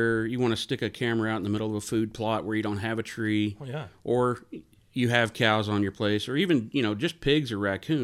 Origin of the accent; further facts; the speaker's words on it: Houston, Texas, United States; I grew up in Houston